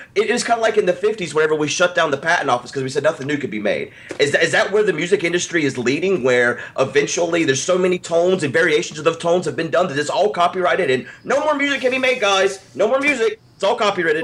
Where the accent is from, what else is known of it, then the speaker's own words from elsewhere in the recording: the South, United States; I'm a Southerner